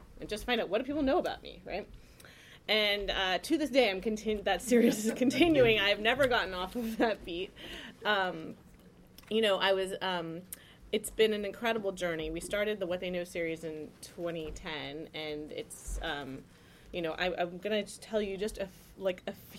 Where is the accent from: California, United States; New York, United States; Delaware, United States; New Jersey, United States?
California, United States; Palo Alto; moved away as an adult; also born or lived in Washington, D.C.; I grew up in Silicon Valley in Palo Alto.